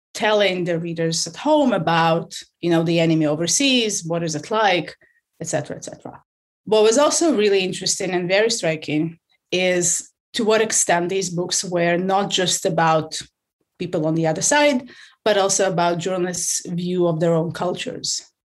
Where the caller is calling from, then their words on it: London, United Kingdom; I'm calling from London the United Kingdom.